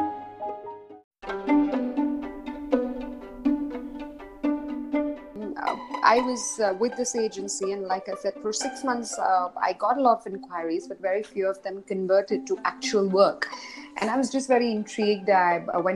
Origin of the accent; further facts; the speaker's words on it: Mumbai, Maharashtra, India; moved away as an adult; also born or lived in Dubai, United Arab Emirates; I've recently moved or created a second base back in Bombay, which is my hometown